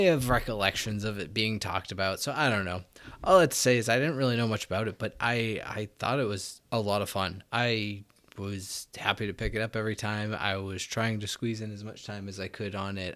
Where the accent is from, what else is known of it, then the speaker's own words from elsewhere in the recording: United States; I as an American